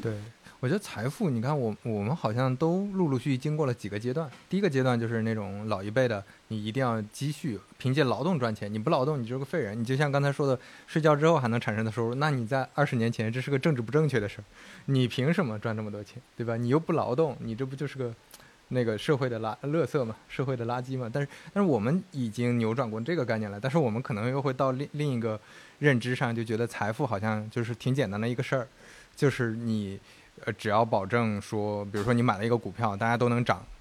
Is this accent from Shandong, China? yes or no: yes; Shandong, China; moved away; 我是山东人，你是河南人，那我们那边可能大家是宁愿多积蓄